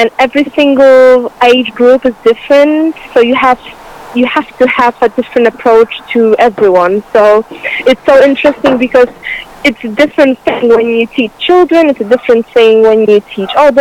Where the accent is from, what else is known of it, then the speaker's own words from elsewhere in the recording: Poland; moved away as an adult; now in London, United Kingdom; I'm from Poland